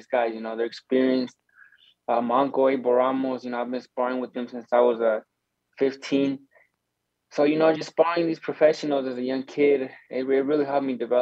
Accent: Arizona, United States; we're from Arizona

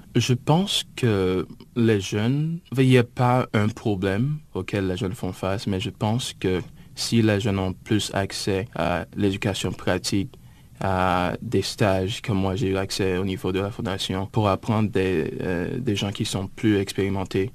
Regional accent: Gonaïves, Artibonite, Haiti; now in United States; je suis originaire euh, d'Haïti, en fait de la ville des Gonaïves

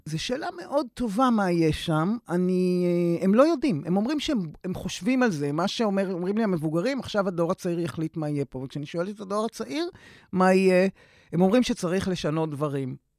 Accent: Israel; אני קיבוצניקית

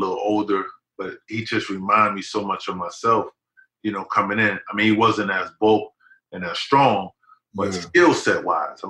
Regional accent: Paterson, New Jersey, United States; moved away; the small town that I grew up in Patterson

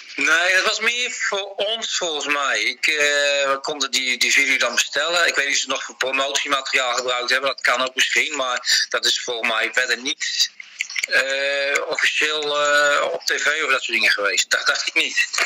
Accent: Utrecht, Netherlands; moved away as an adult; now in New South Wales, Australia; Ik ben geboren in Oudwijk

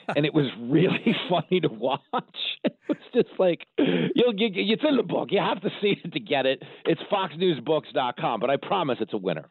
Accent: Levittown, New York, United States; growing up on Long Island in Levittown, New York

